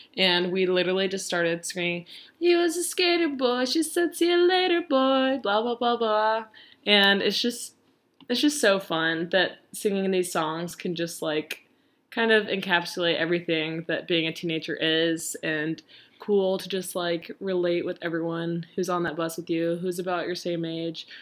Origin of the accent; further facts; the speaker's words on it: Nashville, Tennessee, United States; I'm from Nashville